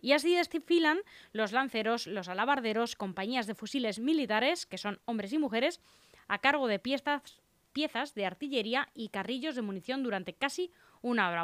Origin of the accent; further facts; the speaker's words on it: Leganés, Community of Madrid, Spain; yo soy madrileña, bueno, yo soy pepinera